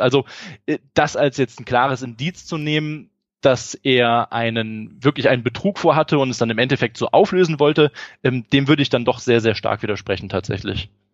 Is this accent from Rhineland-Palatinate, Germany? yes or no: yes; Eifel, Rhineland-Palatinate, Germany; in meiner Heimat in der Eifel